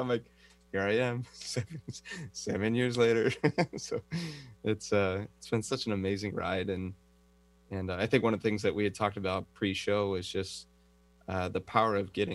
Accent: San Francisco Bay Area, California, United States; moved away as an adult; also born or lived in Los Angeles, California, United States; now in Kauai, United States; I was born and raised in the San Francisco Bay Area in California

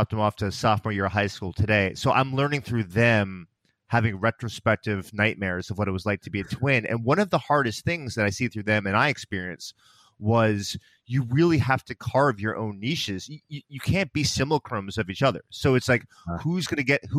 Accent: outside of New York City, United States; we grew up in New York, outside of New York City

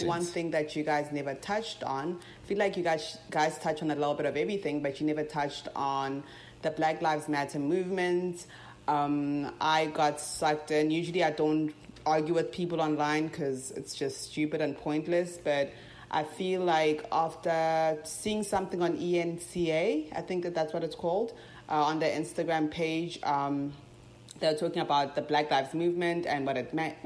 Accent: South Africa; now in United States; I'm from South Africa, but have lived in the United States for 10 years

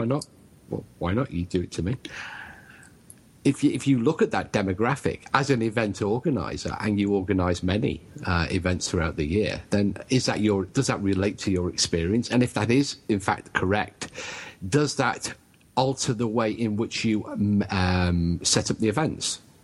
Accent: United Kingdom

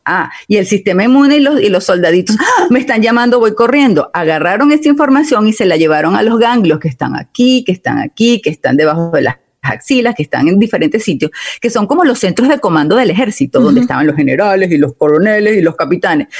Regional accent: Italy; now in United States; como yo soy italiana

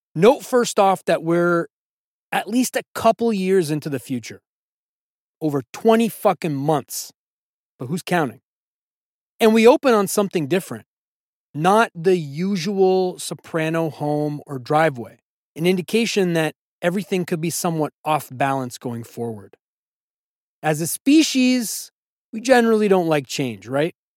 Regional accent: United States; those of us who identify as American

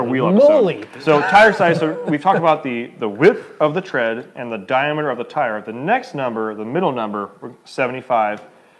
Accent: United States; I'm an American

